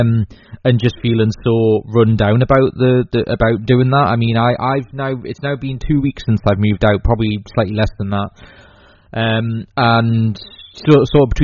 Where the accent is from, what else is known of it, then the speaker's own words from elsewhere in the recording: England, United Kingdom; also born or lived in Newcastle; I'm English.